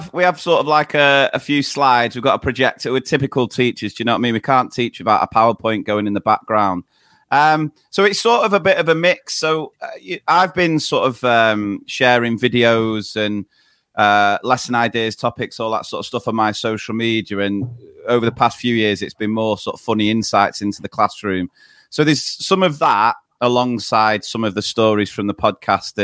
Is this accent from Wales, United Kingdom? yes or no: no; Manchester, North West England, United Kingdom; We are brothers from Manchester, both working in primary schools